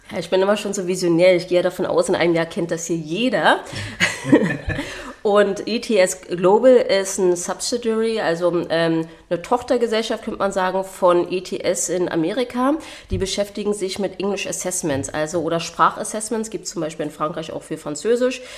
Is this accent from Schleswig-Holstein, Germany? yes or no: no; Berlin, Germany; moved away as an adult; also born or lived in New Zealand; Ich wurde in Berlin geboren, deswegen auch indogen, Indigenous Berlin Lady und äh, bin hier groß geworden.